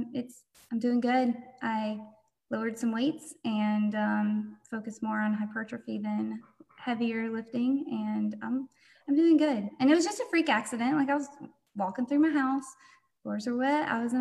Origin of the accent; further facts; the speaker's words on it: North Georgia, United States; moved away as an adult; also born or lived in Oklahoma; I was born and raised in Georgia, North Georgia